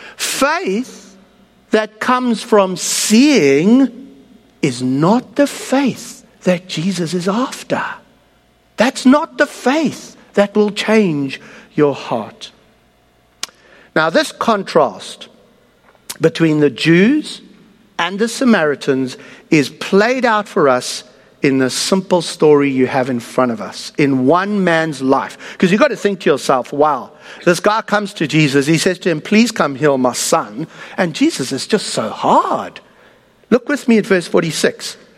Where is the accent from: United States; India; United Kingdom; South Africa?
South Africa; moved away; I come from South Africa